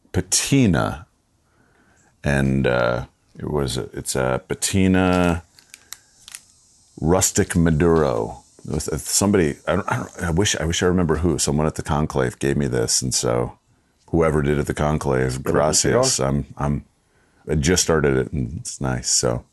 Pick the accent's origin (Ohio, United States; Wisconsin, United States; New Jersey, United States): Wisconsin, United States; I've got a classmate that I grew up with in my hometown in Wisconsin, and she's out here too.